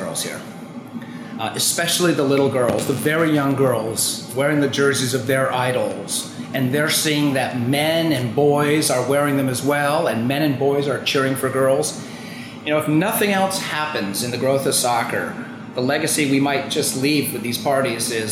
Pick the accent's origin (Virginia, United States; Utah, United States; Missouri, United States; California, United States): Missouri, United States; Kansas City; we're Kansas Cityans